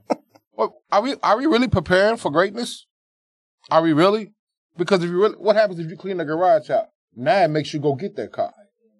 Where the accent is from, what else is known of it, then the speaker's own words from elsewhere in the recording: the South, United States; how we were raised in the South with the different upbringings.